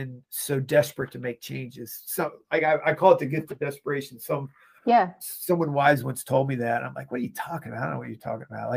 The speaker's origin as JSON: {"language": "English", "town": "Laurel", "region": "Maryland", "country": "United States", "tie": "born or raised there", "said": "I grew up in Laurel, Maryland"}